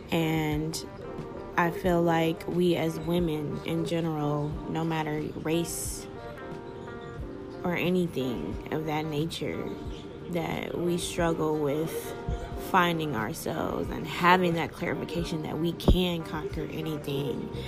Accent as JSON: {"language": "English", "town": "Upland", "region": "California", "country": "United States", "also_born_or_lived": "Toledo, Ohio", "said": "I'm from Upland, California, along with Toledo, Ohio, and both of those places are two totally different worlds."}